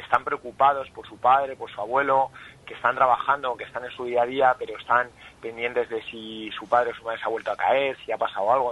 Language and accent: Spanish; Madrid, Community of Madrid, Spain; also born or lived in Salamanca; Yo nací en Salamanca